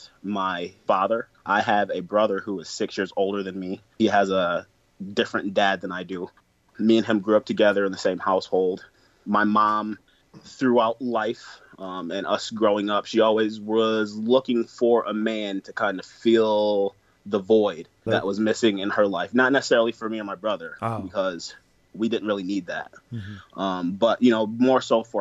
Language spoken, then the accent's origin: English; Flint, Michigan, United States; now in Detroit area, United States; that is my hometown